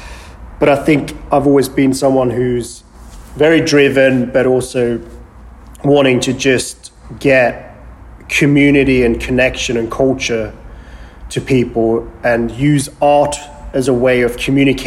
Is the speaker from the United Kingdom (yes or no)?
yes; England, United Kingdom; moved away as an adult; also born or lived in Sweden / London; now in Los Angeles, United States; I was born in Sweden, grew up there, and left when I was 7 years old after my father passed away from cancer. And moved to England